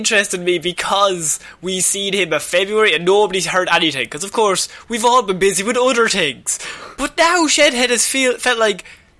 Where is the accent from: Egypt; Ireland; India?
Ireland; we are an island, just a very rainy one